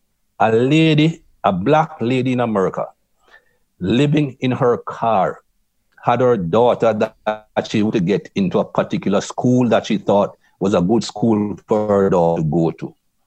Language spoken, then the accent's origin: English; Jamaica; moved away; also born or lived in England; I grew up in Jamaica. And as a young man, there was racism in Jamaica